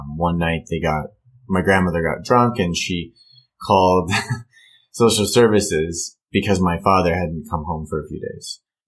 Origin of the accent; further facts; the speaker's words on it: California, United States; A little mix of Newport, Costa Mesa.